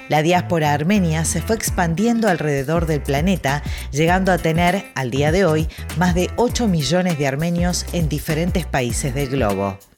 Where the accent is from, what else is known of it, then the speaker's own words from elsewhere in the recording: Montevideo, Uruguay; Yo nací en Montevideo, Uruguay.